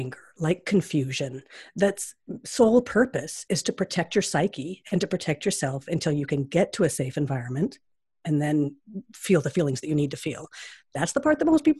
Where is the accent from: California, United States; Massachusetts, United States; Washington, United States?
Washington, United States; Seattle; when I was growing up there, it was a real confused town